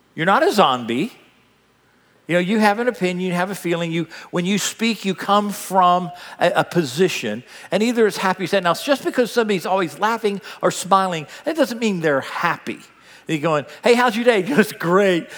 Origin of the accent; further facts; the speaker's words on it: United States; I'm an American